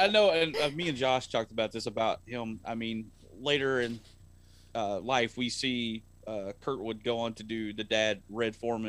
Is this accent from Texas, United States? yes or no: yes; Texas, United States; I'm from Texas.